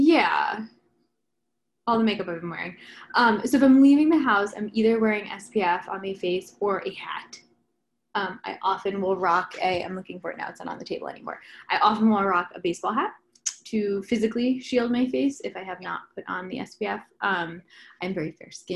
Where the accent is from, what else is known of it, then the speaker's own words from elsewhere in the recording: New Jersey, United States; I'm from New Jersey.